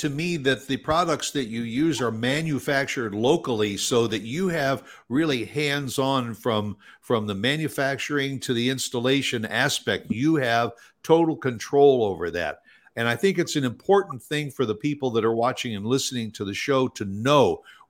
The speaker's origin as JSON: {"language": "English", "region": "Midwest", "country": "United States", "tie": "born or raised there", "also_born_or_lived": "South Florida", "moved": "yes", "lives_now": "Texas, United States", "said": "I grew up in the Midwest, and then I spent some time in South Florida. Then when we moved here to Texas"}